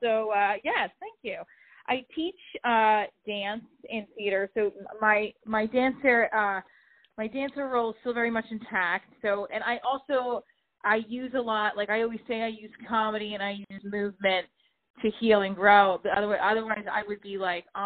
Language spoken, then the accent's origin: English; New Jersey, United States; I'm from Jersey